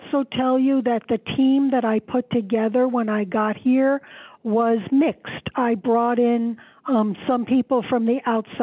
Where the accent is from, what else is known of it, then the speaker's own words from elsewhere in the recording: New York City, New York, United States; I grew up in Queens. I'm a city girl